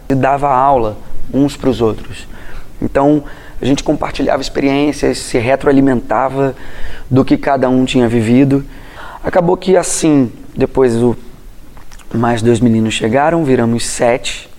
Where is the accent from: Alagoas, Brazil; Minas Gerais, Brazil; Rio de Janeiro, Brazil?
Rio de Janeiro, Brazil; Eu sou um cara que veio de Jacarepaguá, Praça Seca, Rio de Janeiro, subúrbio do Rio